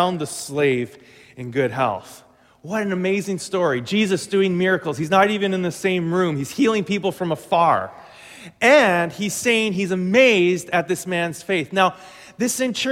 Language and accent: English; Glenlea, Manitoba, Canada; my farm that I grew up on was in Glen Lee, right on Highway 75